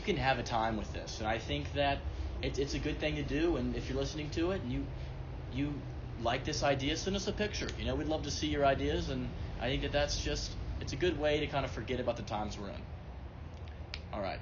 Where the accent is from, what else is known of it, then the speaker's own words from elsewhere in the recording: the South, United States; being a Southerner